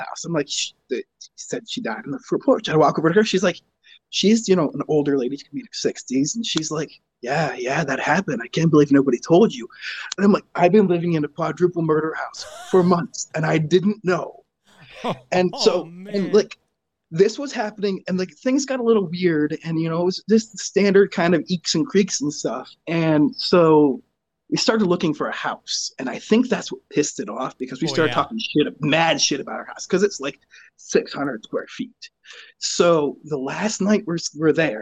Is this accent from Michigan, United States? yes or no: yes; Grand Blanc, Michigan, United States; accent: Michigan; now in Flint, United States; right now I live in Flint, but I'm from Grand Blanc